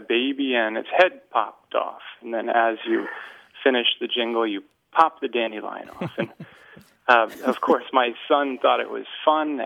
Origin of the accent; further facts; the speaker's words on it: southern New Hampshire, United States; now in Texas, United States; I'm from southern New Hampshire. And now we're down in Texas